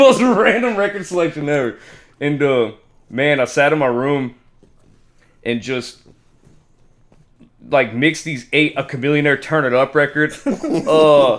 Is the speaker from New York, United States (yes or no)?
no; League City, Texas, United States; also born or lived in Kansas City / Houston; I was born in Kansas City, moved to Houston when I was, like, 2. I lived in League City. Well, I lived in Houston for a while until I was like 7. I moved to League City and grew up there